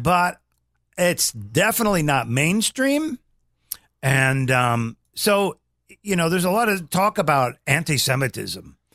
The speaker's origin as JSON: {"language": "English", "town": "Omaha", "region": "Nebraska", "country": "United States", "tie": "born or raised there", "said": "we grew up in Omaha, Nebraska"}